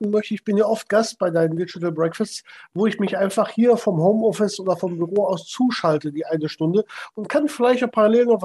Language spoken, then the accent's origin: German; North Rhine-Westphalia, Germany; wir haben auch hier in Köln, ich komme aus der Nähe von Köln, sehr viele Events vor Ort gemacht.